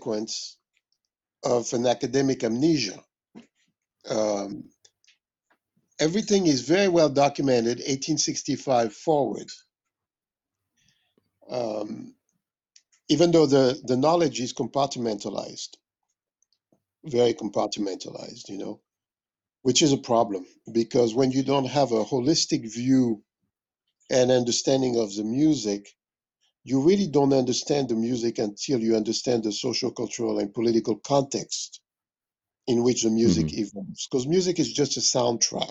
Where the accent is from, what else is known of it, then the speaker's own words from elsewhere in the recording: Mali; moved away; also born or lived in Paris, France; I was born in Paris, but I grew up in West Africa. I grew up in the center of West Africa, in a country called Mali.